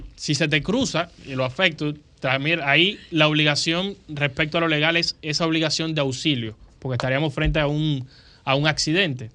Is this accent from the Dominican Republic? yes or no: yes; Dominican Republic; lo que nos sucede a nosotros como dominicanos